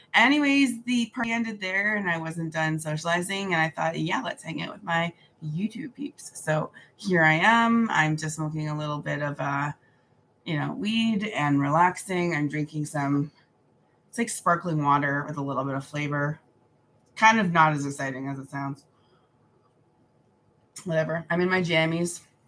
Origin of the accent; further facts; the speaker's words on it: New Zealand; Hello, I'm like from New Zealand. That is very far away.